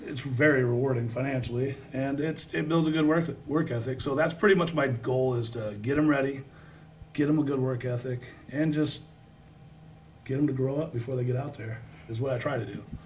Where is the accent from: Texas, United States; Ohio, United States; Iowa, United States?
Iowa, United States; Davenport; I grew up in Davenport.